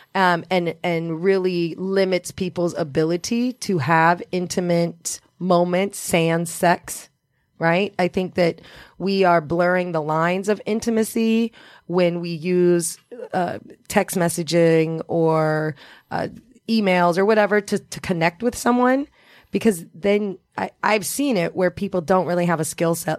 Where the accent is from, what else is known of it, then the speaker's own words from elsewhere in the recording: Indiana, United States; also born or lived in Los Angeles; now in New York, United States; I'm originally from Indiana